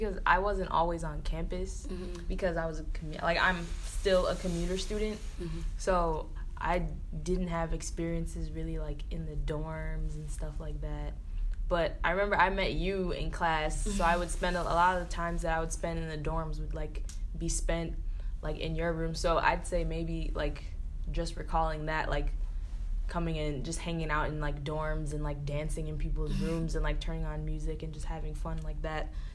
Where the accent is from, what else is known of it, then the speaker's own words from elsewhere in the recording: Milwaukee, Wisconsin, United States; I'm from Milwaukee. Like, I don't need a campus tour of a school that's in my city